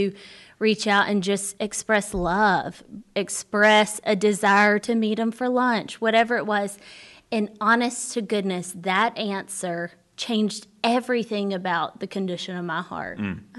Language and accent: English; Birmingham, Alabama, United States; I totally agree. I grew up in Birmingham, Alabama. I went to Word of Life Church there.